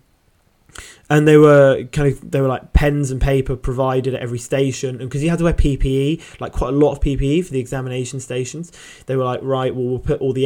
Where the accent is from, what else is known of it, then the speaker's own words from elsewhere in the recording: Brighton, South East England, United Kingdom; I'm from Brighton.